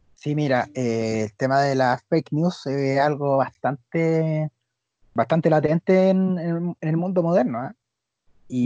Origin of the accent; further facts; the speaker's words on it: Chile; nosotros como sociedad chilena